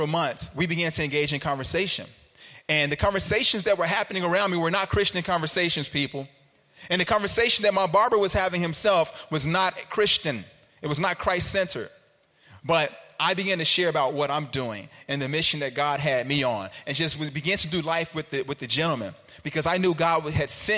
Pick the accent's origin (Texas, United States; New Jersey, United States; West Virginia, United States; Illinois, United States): Illinois, United States; Chicago; also born or lived in Carbondale; I'm from Chicago, but I went downstate for school